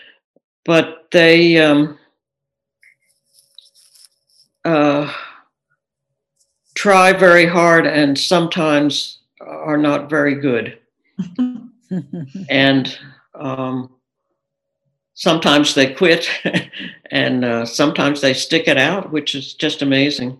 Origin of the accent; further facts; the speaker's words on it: Philadelphia, Pennsylvania, United States; now in Minneapolis, United States; growing up in the Philadelphia area